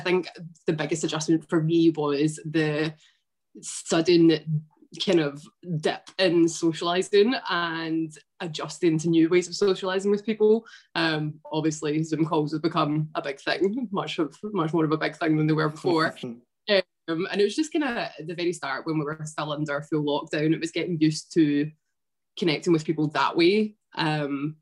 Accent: East Kilbride, Scotland, United Kingdom; moved away as an adult; now in Canada; I grew up in East Kilbrides, just outside of Glasgow.

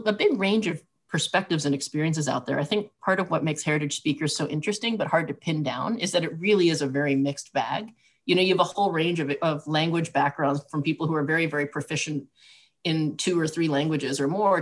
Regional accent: Southwest, United States; I grew up in the Southwest

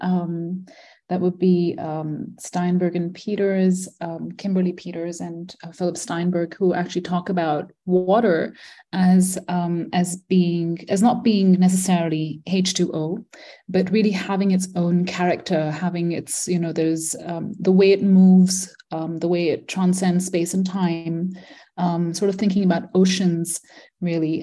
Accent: Malaysia; moved away as an adult; also born or lived in India / Manipal, India / Philadelphia, United States; I grew up in Malaysia, born in India, grew up in Malaysia, um, spent all my childhood there

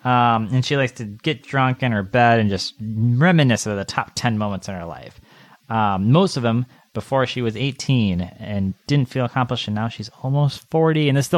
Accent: Wisconsin, United States; But I'm from Wisconsin

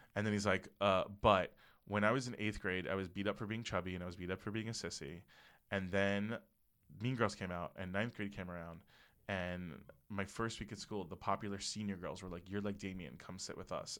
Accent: Parkland, Florida, United States; moved away; the shooting that happened at Marjorie Stoneman Douglas was in my hometown.

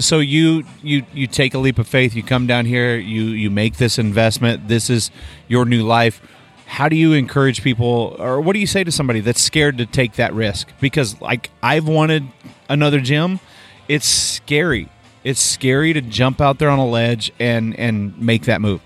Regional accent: Oklahoma, United States; moved away; I'm from Oklahoma

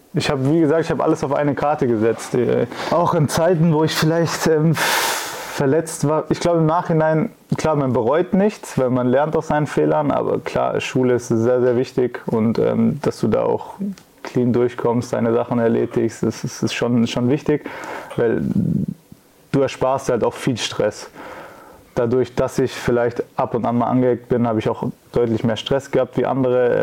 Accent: Pforzheim, Baden-Württemberg, Germany; moved away; also born or lived in Calmbach / Karlsruhe; Nicht genau in Kalmach, aber in Pforzheim

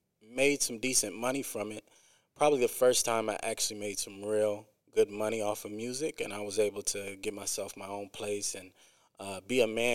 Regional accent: Quad Cities, United States; also born or lived in Akron, Ohio; I'm originally from the Quad Cities

